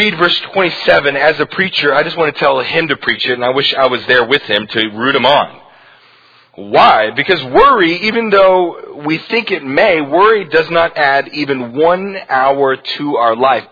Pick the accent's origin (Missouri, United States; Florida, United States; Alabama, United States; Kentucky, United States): Alabama, United States; Huntsville; moved away; growing up in Huntsville in Alabama, it seemed like every other week there was a tornado siren